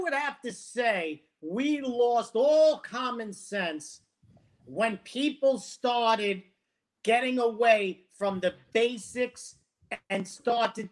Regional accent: New York City, New York, United States; now in Florida, United States; I'm from Brooklyn and Bensonhurst, Brooklyn

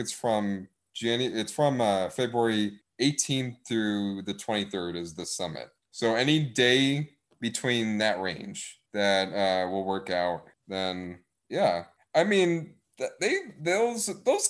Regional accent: Wisconsin, United States; accent: northernness; I'm from Wisconsin. Hey, I got the northernness in me

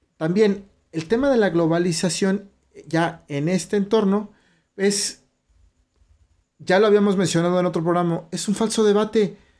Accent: Mexico; nuestro país, de México

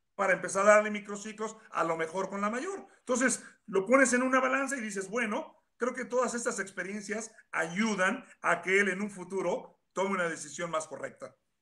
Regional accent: Mexico; moved away; como mexicano

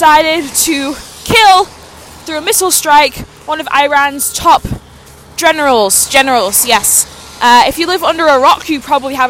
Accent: Canada; as a Canadian, which I am, where I live currently

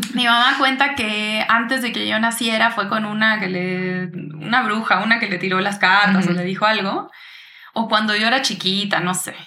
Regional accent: Uruguay; also born or lived in Brazil / United States; now in Mexico; yo soy uruguaya, crecí allá, nos fuimos a ir a Brasil por cosas de la vida de mis papás

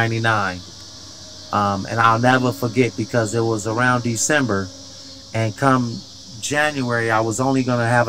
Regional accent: Oakland, California, United States; I came home. In Oakland

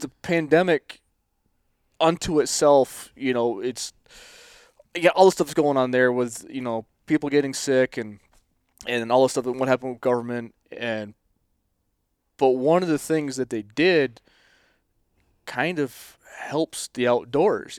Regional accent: Northern New York, United States; I'm from Northern New York

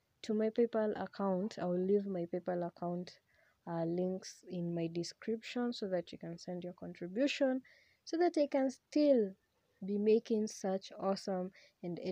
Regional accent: Kenya; I use Swahili because I am a Kenyan and I'm a very proud Kenyan.

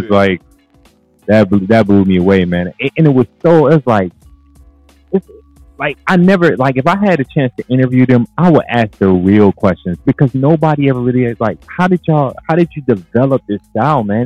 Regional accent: Cleveland, Ohio, United States; I was from Cleveland

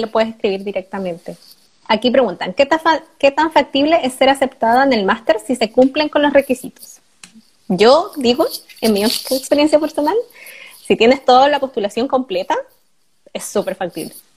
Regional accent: Chile; moved away as an adult; now in Germany; ninguno de nosotros tiene buen inglés saliendo de la U en Chile

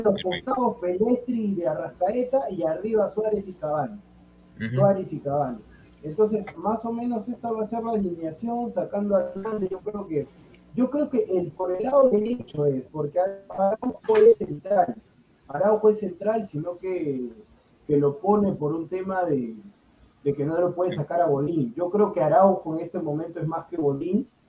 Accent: Peru; soy peruano

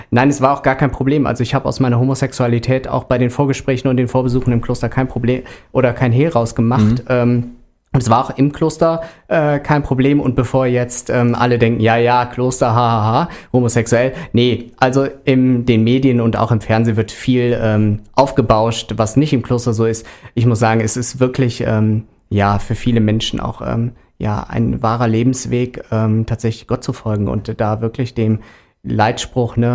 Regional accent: Rhineland, Germany; accent: Rhenish; now in Frankfurt, Germany; Ich bin äh, Rheinländer und das mit Leidenschaft, wohne aber seit gut einem Dreivierteljahr in Frankfurt, aber den rheinischen Akzent ähm, hat man mir

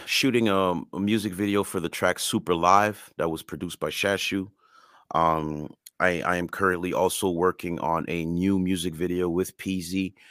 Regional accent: Canada; first language French and Creole; English is a second language

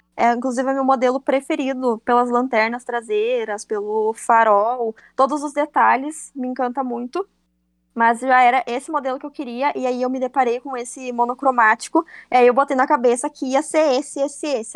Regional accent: Cruz Alta, Rio Grande do Sul, Brazil; sou de Cruz Alta, no Rio Grande do Sul

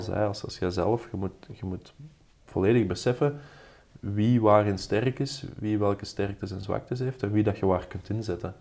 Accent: Belgium; wij Belgen

